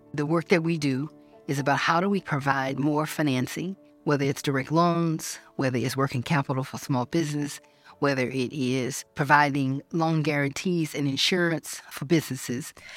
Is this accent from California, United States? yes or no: no; Georgia, United States; When I was thirteen, growing up in Georgia